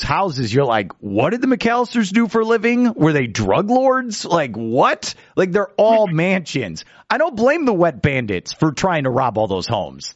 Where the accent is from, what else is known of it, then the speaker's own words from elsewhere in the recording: Chicago, Illinois, United States; growing up in Chicago